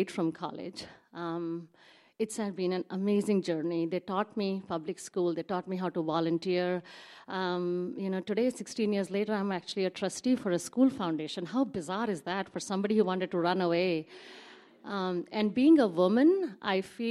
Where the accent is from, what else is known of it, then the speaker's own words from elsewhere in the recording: India; moved away as an adult; now in Seattle, United States; I grew up in India